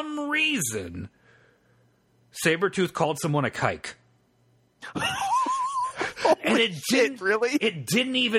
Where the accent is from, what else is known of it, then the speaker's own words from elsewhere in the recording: Ohio, United States; In a house I grew up in Ohio